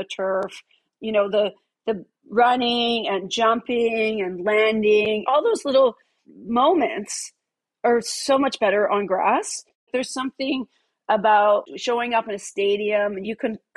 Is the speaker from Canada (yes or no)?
yes; Canada; I am from Canada